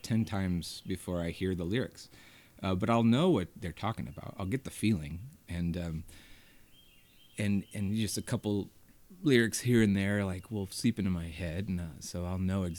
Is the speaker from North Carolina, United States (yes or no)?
yes; Hendersonville, North Carolina, United States; born or raised there; now in Asheville, United States